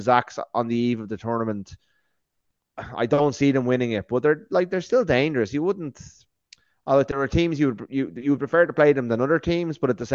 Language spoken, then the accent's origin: English; Ireland; we're three Irish guys